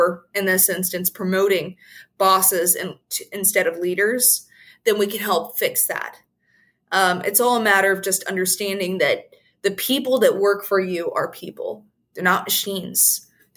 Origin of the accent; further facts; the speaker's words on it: United States; us as American people